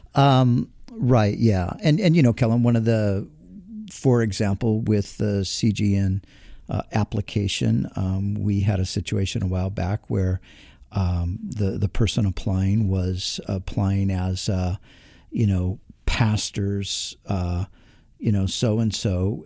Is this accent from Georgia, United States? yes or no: no; Southern California, United States; somebody who is born and raised in Southern California